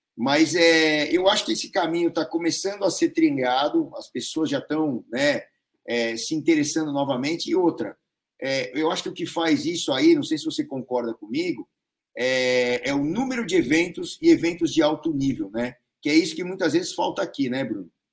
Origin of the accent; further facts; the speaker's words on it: São Paulo, Brazil; eu sou aqui de São Paulo